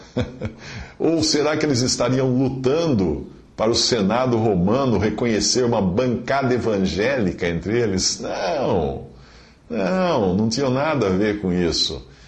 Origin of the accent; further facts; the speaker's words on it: Brazil; eu sou brasileiro na minha nacionalidade, porque eu nasci no Brasil